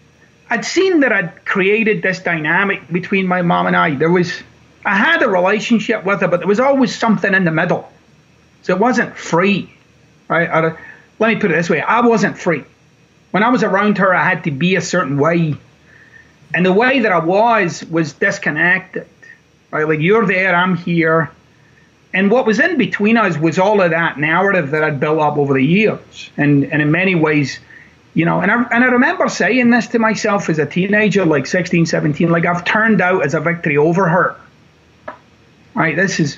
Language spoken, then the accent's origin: English; Glasgow, Scotland, United Kingdom; born or raised there